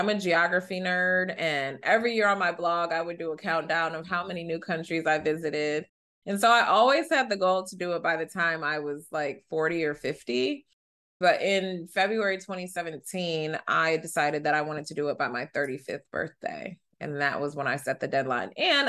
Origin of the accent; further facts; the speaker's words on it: United States; for me, I was born in the U.S., but as the child of immigrants, it really, I grew up in Uganda in my home.